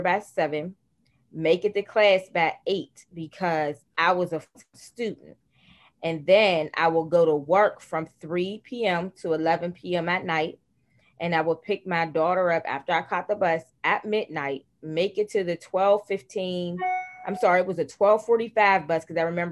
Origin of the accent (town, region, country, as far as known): Pittsburgh, Pennsylvania, United States; born or raised there